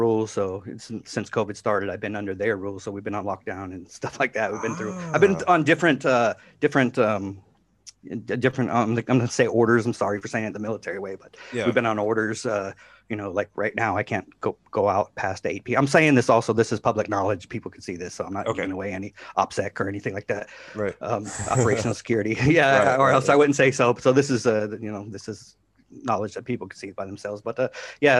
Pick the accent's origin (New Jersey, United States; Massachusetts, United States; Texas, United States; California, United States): California, United States; Oakland; also born or lived in Maryland; now in Japan; I'm from San Francisco, the Bay Area. So, this big city, right? In Oakland, California.